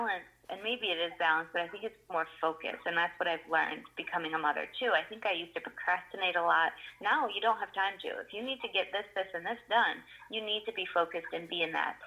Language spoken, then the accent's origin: English; Michigan, United States; now in New York City, United States; I grew up in Michigan